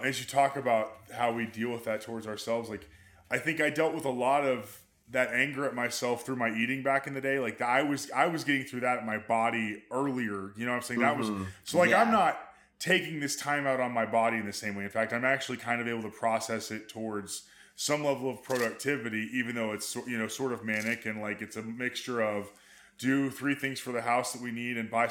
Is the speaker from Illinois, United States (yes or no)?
no; Amarillo, Texas, United States; born or raised there